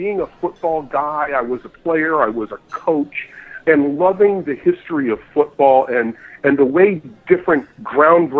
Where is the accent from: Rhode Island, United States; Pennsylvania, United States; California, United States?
Pennsylvania, United States; I'm a Pennsylvania guy. I grew up with ball on Lake Erie when it was 35 below in September